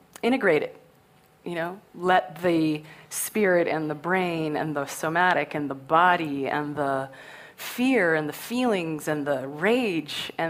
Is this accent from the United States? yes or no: no; Canada; I'm Canadian